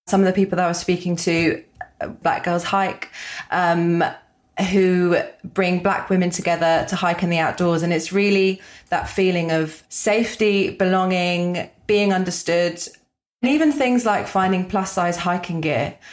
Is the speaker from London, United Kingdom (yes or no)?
yes; London, United Kingdom; I grew up in London